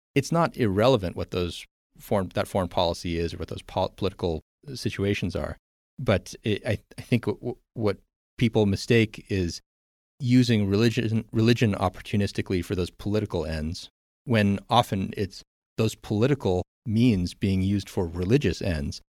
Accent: United States; I'm American

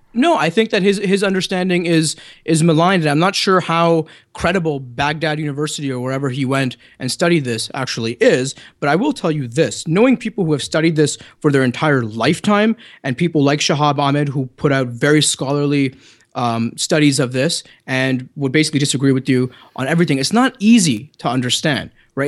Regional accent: Canada; accent: Canadian; my good Canadian accent

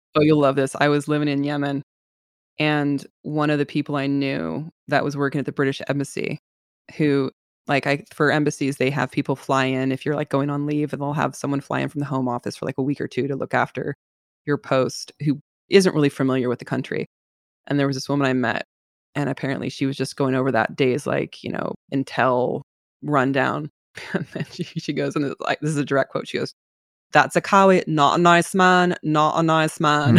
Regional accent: San Francisco Bay Area, California, United States; I'm from the Bay Area

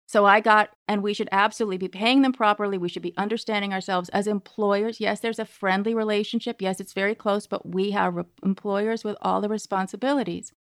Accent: Berkeley, California, United States; I grew up in Berkeley

